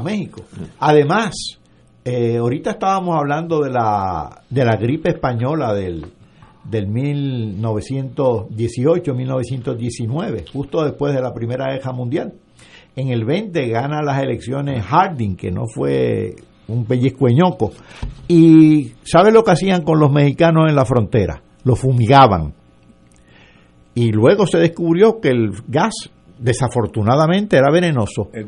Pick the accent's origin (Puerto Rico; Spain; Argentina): Puerto Rico; Yauco; a mi pueblo de Yauco